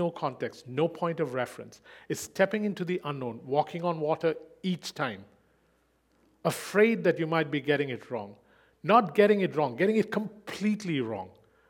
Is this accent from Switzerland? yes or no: yes; Switzerland; he has no idea that I was born in Switzerland and that I grew up there.